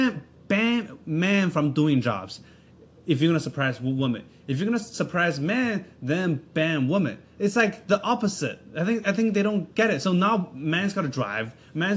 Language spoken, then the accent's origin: English; Canada; also born or lived in China; now in United States; I'm from Canada. I'm on a working visa